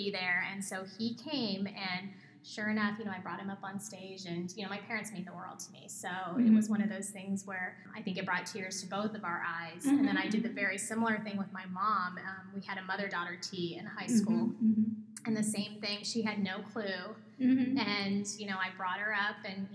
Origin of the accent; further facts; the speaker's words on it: Southern California, United States; moved away as an adult; also born or lived in New Jersey / New York; now in Arizona, United States; I'm born and bred in California